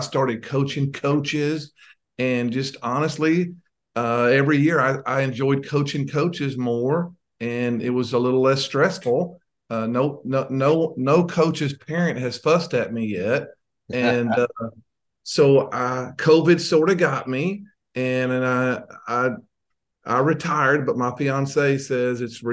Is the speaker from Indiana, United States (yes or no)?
no; Tenaha, Texas, United States; So I grew up in East Texas. 13 miles from the Louisiana border